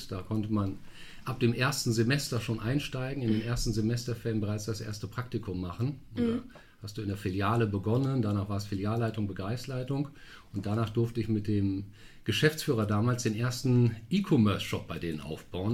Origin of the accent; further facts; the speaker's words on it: Münster, North Rhine-Westphalia, Germany; moved away as an adult; now in Düsseldorf, Germany; gebürtig aus Münster